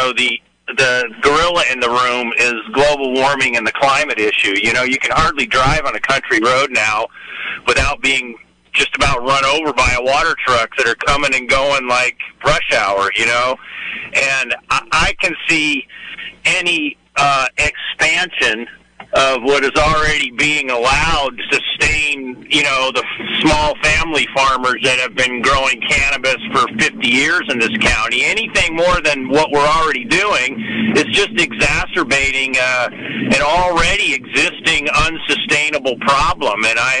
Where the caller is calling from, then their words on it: Ukiah, California, United States; from Ukiah.